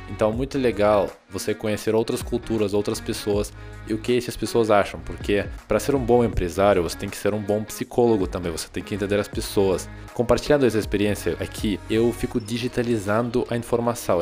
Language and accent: Portuguese; Russia; Portuguese is a second language; moved away as an adult; now in Brazil; eu sou muito patriota do meu país